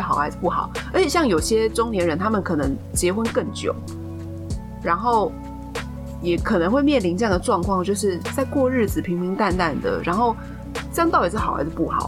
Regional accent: Taiwan; 我是台湾土生土长的代表A小姐

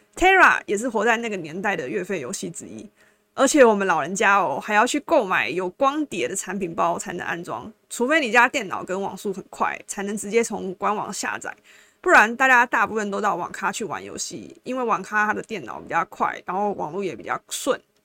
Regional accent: Taiwan; 我们台湾人就是 M

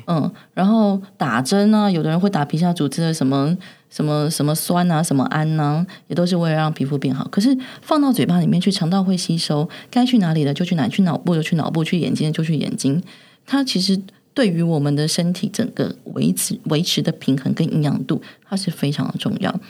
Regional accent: Taiwan; 我们台湾人

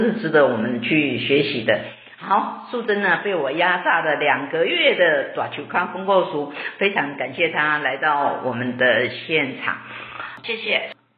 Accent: Taiwan; 我们台湾老年人口也很多

